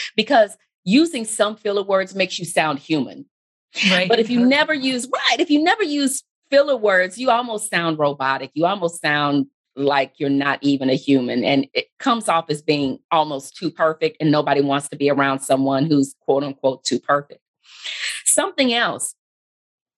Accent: Texas, United States; being from Texas myself. And as the years pass, I get lazier and lazier with controlling the accent that I have

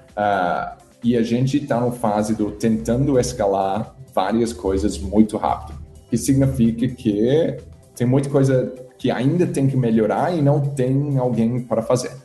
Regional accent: Australia; Portuguese is a second language; moved away as an adult; also born or lived in England; now in Brazil; eu sou da Austrália originalmente

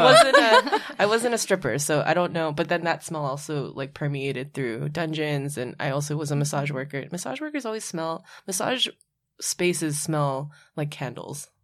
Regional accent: Hawaii, United States; now in New York, United States; when I grew up in Hawaii, I would be excluded from spaces because of my last name

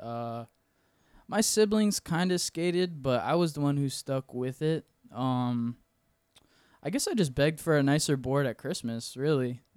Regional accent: Weirsdale, Florida, United States; moved away as an adult; also born or lived in Ocala, Florida; now in Orlando, United States; I'm actually from a small town called Wearsdale, Florida. It's, like, twenty minutes south of Ocala.

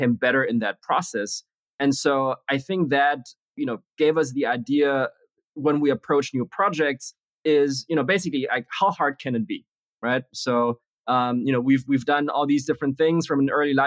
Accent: Germany; also born or lived in Beijing, China / Berlin / Munich / United States; moved to Germany when I was six, spent most of my time in a mix of Berlin and Munich

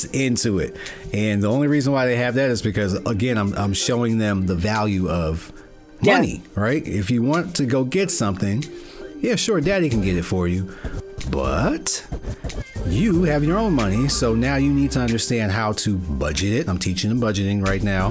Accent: New York City, New York, United States; I'm from Brooklyn

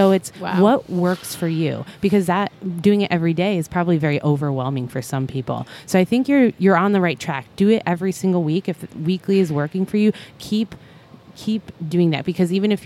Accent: Ohio, United States; moved away; I'm from Ohio

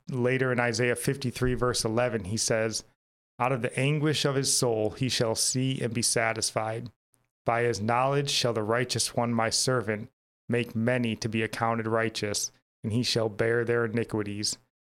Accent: United States; as an American

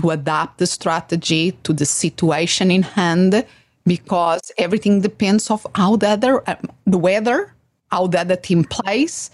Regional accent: Portugal; English is a second language; moved away as an adult; now in United States; I was born in, in a city, but um, when I was about six, we moved to the countryside to a small village where my father had born.

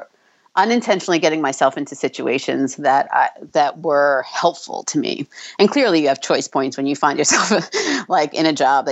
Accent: New York, United States; moved away as an adult; now in New Jersey, United States; I was from New York

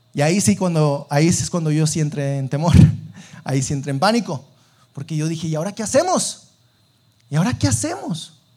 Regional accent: Sabinas, Coahuila, Mexico; moved away as an adult; now in Saltillo, Mexico; yo eh, no soy de aquí de Saltillo, yo soy de Sabinas

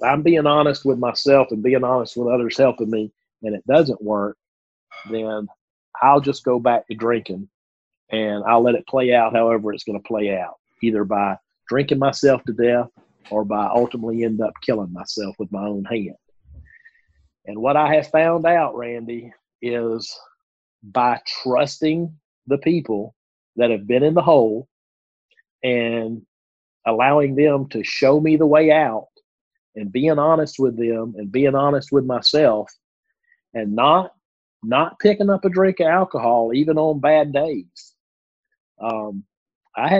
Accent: the South, United States; accent: Southern; my Southern accent

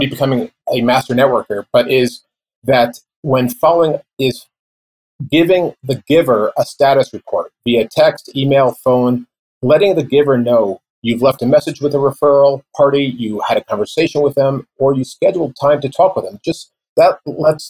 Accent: New York, United States; I'm from New York

